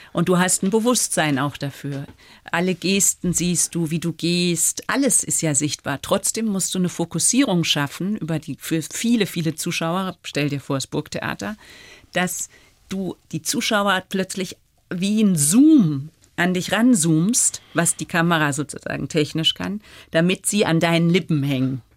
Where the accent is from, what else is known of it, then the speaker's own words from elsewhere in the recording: Freiburg, Baden-Württemberg, Germany; now in Paris, France; meine Kindheit in Freiburg